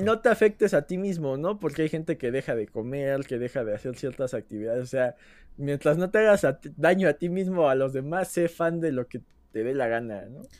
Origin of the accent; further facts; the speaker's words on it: Mexico; como mexicano